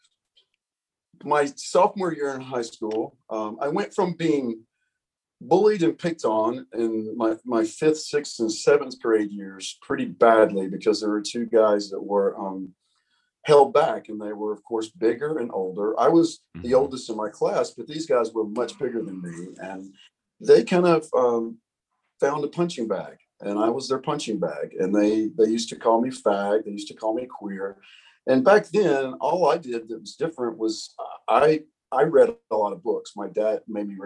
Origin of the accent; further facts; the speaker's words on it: Alabama, United States; moved away as an adult; now in Denver, United States; as a kid, living in Alabama, I always had big dreams